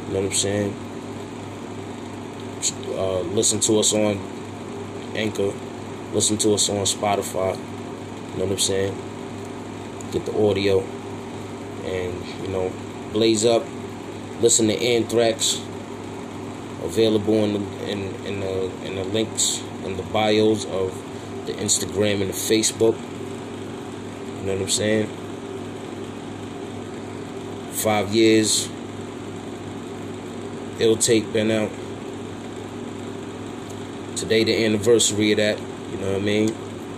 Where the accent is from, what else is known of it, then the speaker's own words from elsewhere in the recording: New York City, New York, United States; when I go home to Crown Heights, I don't have to worry about nothing because I'm from Crown Heights.